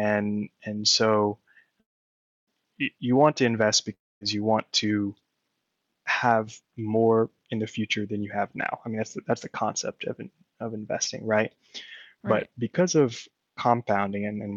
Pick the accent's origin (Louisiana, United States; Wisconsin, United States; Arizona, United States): Louisiana, United States; moved away; They both live back in my hometown in Louisiana